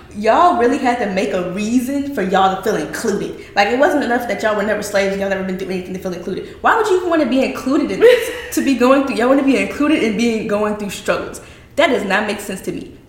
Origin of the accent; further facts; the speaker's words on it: the South, United States; down here in the good old South